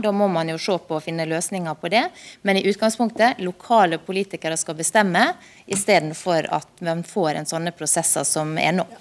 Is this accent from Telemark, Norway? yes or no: no; Sunnmøre, Møre og Romsdal, Norway; Jeg kommer fra Sunnmøre sjøl